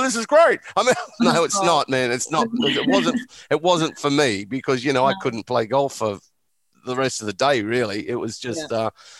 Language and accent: English; Australia; Growing up in Australia